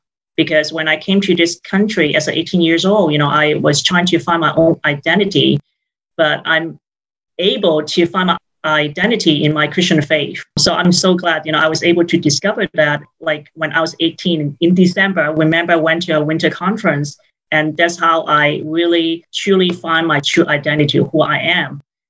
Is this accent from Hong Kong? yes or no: yes; Hong Kong; moved away as an adult; now in California, United States; I was born and raised in Hong Kong and came to the United States when I was 18 for college. So it's been a few decades since I've been here, and I became a citizen in 2009.